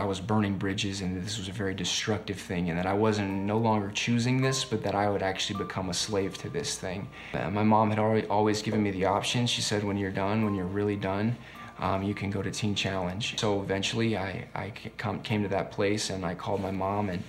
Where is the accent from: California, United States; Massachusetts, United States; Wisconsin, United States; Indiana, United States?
California, United States; Bay Area; moved away as an adult; now in Minnesota, United States; I'm from Bay Area, California. Moved out to Minnesota in 2015